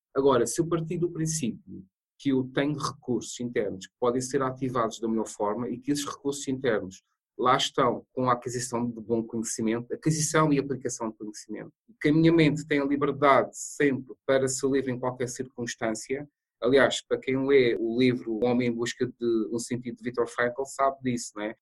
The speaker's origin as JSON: {"language": "Portuguese", "region": "Madeira", "country": "Portugal", "tie": "born or raised there", "moved": "yes", "said": "Eu sou da Ilha da Madeira."}